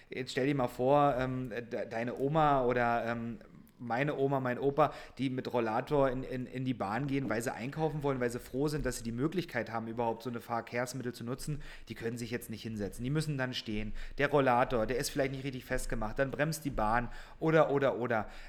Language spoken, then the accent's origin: German; Saxony, Germany; born there; now in Berlin, Germany; ich bin ja jetzt Wahlberliner, ich komme ursprünglich gebürtig aus Sachsen, ähm, auch wenn man das vielleicht jetzt nicht so hört.